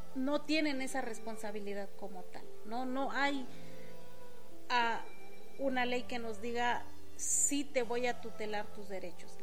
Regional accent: Oaxaca, Mexico; first language Mixtec; Spanish is a second language; also born or lived in Mexico City; aquí en el estado de Oaxaca

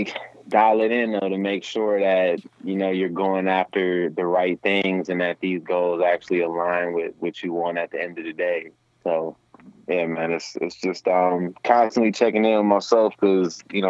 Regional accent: Milwaukee, Wisconsin, United States; I'm a hip-hop artist, born and raised in Milwaukee, Wisconsin

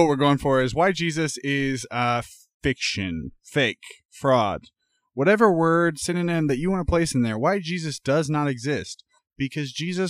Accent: Indianapolis, Indiana, United States; now in Houston, United States; I'm from Naptown.

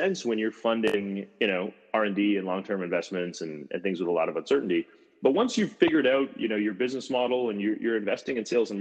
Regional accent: Canada; moved away as an adult; introduction into Silicon Valley as a Canadian with no real network

